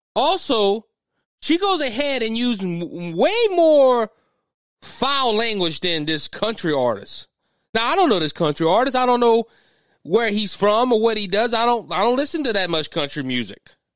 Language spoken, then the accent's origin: English; South Louisiana, United States; I'm from the South, and I'm from the way South. I'm not, I'm not up North Louisiana like the Duckmen are. I am way down there, uh, close to the Bayou.